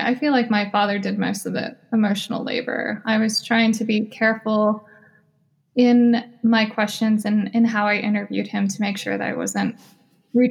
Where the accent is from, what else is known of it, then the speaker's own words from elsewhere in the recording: United States; Me and my sisters were born and raised in the United States.